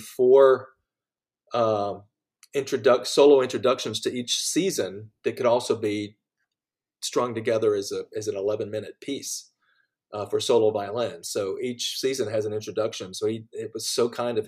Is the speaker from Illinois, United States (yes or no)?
no; Macon, Georgia, United States; now in New York, United States; my hometown of Macon, Georgia